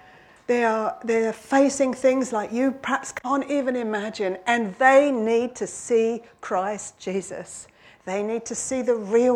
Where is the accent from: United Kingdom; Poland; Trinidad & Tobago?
United Kingdom; London; now in Warwickshire, United Kingdom; I come from London, but I come from a little village